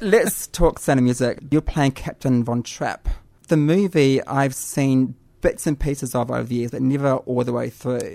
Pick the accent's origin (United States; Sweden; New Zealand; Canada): New Zealand; growing up in New Zealand